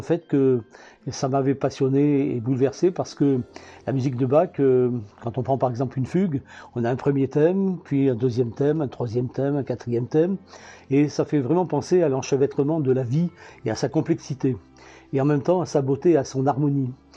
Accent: Antibes, Provence-Alpes-Côte d'Azur, France; moved away as an adult; also born or lived in Ardèche; now in Albi, France; je suis originaire d'Antibes

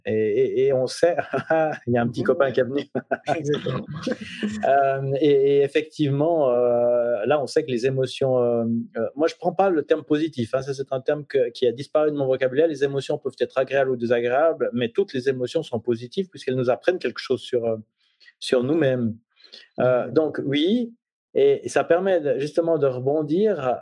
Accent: Switzerland; je suis suisse

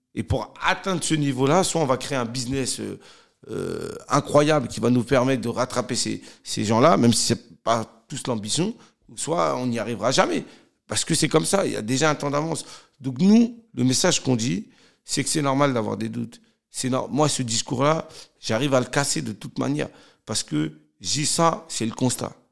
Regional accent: Cergy, Île-de-France, France; je suis originaire de Sergi Pontoise. J'ai grandi euh, dans un quartier qui s'appelait la Croix Petit

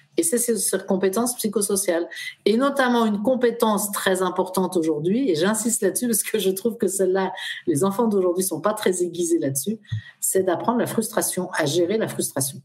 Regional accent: France; Nous, en France, on traverse.

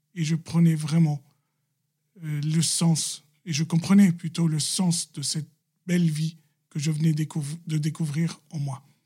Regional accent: Lebanon; Je suis libanais chrétien, catholique

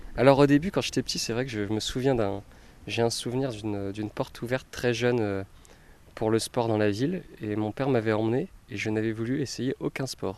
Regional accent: Metz, Grand Est, France; originaire de Metz, j'ai grandi en Moselle

